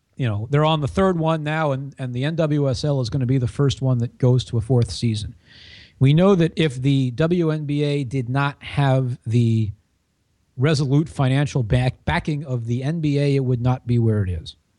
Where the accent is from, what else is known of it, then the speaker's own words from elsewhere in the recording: Washington, United States; I grew up in Washington